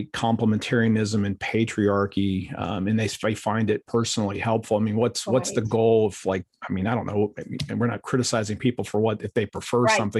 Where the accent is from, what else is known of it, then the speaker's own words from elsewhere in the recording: Akron, Ohio, United States; moved away; I grew up in Ohio